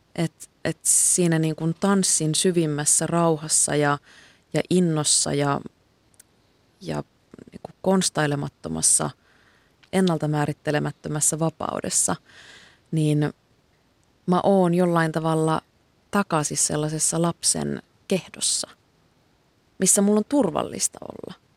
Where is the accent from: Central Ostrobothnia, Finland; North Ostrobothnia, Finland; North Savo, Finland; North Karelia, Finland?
North Ostrobothnia, Finland; Kuusamo; moved away